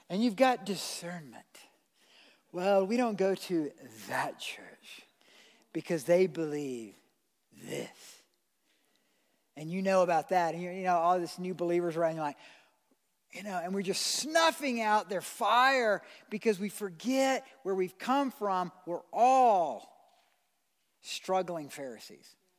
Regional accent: United States; I'm an American citizen

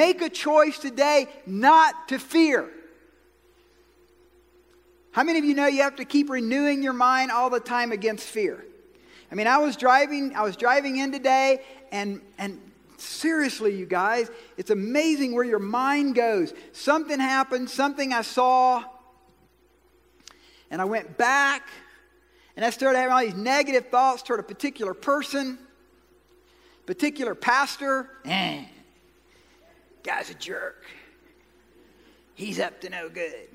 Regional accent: Georgia, United States; I'm from Georgia.

